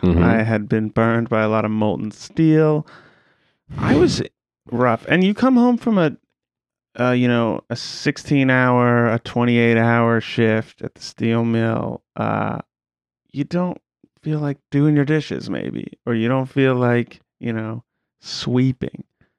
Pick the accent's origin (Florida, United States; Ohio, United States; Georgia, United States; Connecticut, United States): Ohio, United States; I grew up in Eastern Ohio, as we covered. It led me over to Pittsburgh. I went to high school with old Andy.